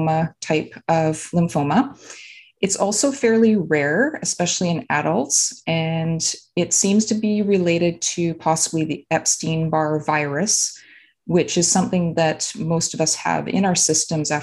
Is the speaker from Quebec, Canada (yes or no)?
no; Vancouver, British Columbia, Canada; now in Vancouver Island, Canada; I am originally from the Vancouver area, British Columbia